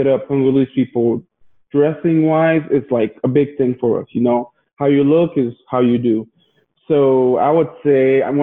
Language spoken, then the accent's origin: English; Logan, Utah, United States; also born or lived in Ivory Coast; I moved to Logan, Utah when I was about 10 years old in 2001. I moved from Ivory Coast, which is a country in West Africa